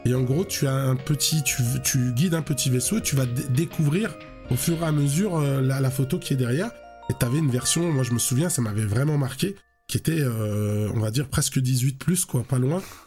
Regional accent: Lyon, Auvergne-Rhône-Alpes, France; chez nous à, Lyon, hein, parce que je suis originaire de Lyon.

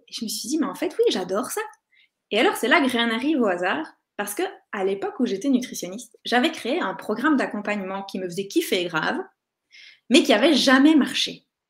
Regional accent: Belgium; je suis belge

